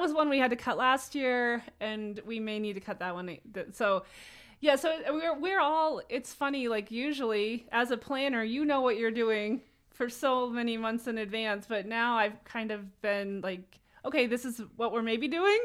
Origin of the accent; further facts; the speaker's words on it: Etna Green, Indiana, United States; now in South Bend, United States; I am from Etna Green